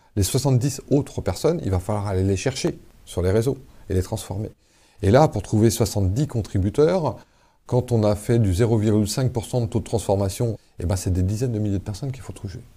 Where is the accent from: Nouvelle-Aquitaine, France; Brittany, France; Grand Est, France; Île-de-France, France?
Brittany, France; Paimpol; Moi, je suis né à Paimpol, dans les Côtes d'Armor